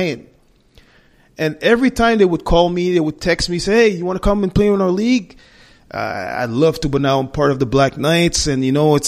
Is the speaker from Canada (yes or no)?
yes; Montreal, Quebec, Canada; We were born and raised in Montreal, the majority of us